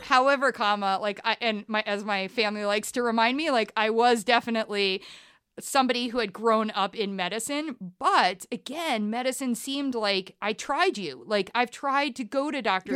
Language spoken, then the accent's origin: English; Columbus, Ohio, United States; moved away as an adult; also born or lived in Ann Arbor, Michigan / Liverpool / New York; ended up relocating to Columbus, Ohio, which is really where I was raised.